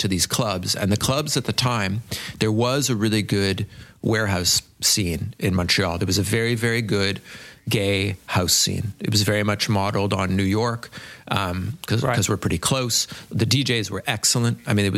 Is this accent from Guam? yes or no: no; England, United Kingdom; And also too, like, I'm English and almost everyone here is French. And I also came from like what would be considered quite a posh background, you know?